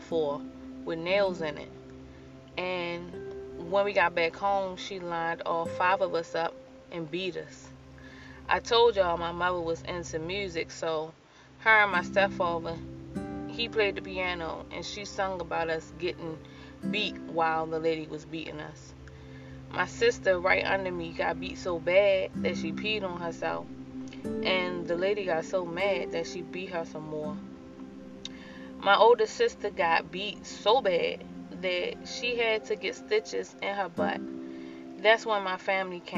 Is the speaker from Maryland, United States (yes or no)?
yes; Baltimore, Maryland, United States; Growing up in Baltimore City was rough.